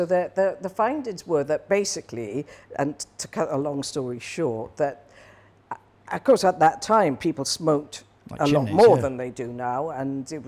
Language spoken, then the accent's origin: English; Newbridge, Wales, United Kingdom; moved away as an adult; also born or lived in Midlands / Swansea / New Forest / Hong Kong; the place I was born was a place called Newbridge, which is just across the border, actually, in South Wales. But so I lived there for 17 years